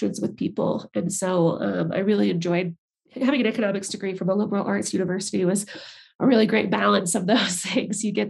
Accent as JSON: {"language": "English", "town": "St. Charles", "region": "Illinois", "country": "United States", "tie": "born or raised there", "also_born_or_lived": "Colorado Springs, Colorado / Denver, Colorado", "moved": "as an adult", "lives_now": "Estes Park, United States", "said": "I'm originally from Chicago, just northwest of the city. Yep. Grew up in the suburb area there, St. Charles"}